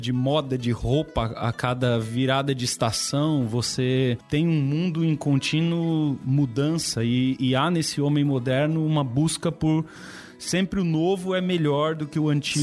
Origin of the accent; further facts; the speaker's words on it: São Paulo, Brazil; moved away; sou de São Paulo, não sou do Sul